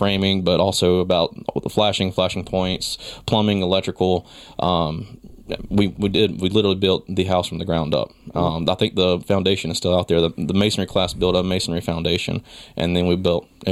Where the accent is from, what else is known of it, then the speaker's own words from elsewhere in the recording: Stoneville, North Carolina, United States; also born or lived in Moore County, North Carolina; I was born in Greensboro in 1988.